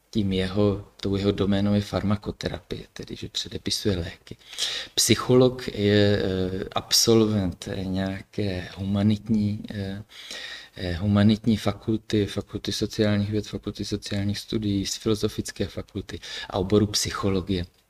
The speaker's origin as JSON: {"language": "Czech", "town": "Brno", "region": "South Moravian Region", "country": "Czechia", "also_born_or_lived": "Kyjov", "said": "pocházím původně z Brna"}